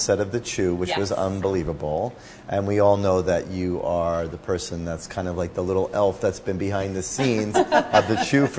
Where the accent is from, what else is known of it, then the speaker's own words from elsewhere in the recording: New Jersey, United States; We're both from New Jersey.